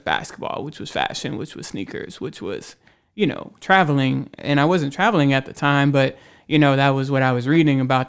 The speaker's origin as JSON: {"language": "English", "town": "Houston", "region": "Texas", "country": "United States", "tie": "born or raised there", "moved": "as an adult", "lives_now": "Austin, United States", "said": "I grew up in Houston, and, um, I've been in Austin for a while now, over ten years"}